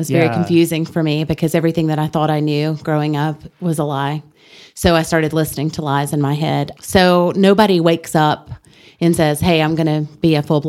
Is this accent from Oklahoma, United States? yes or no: no; Ruston, Louisiana, United States; I was born in Ruston, Louisiana.